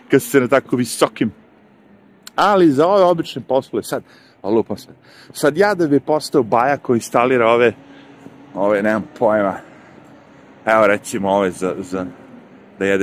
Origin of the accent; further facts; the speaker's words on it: Serbia; now in United States; Ja ovde sad, da dođem u Ameriku kao Srbin i imam pravo da radim.